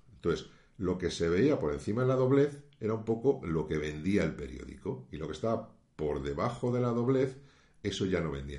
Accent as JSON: {"language": "Spanish", "country": "Spain", "said": "aquí en mi país, en España"}